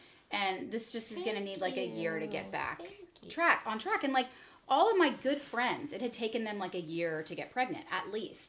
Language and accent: English; United States; I'm American.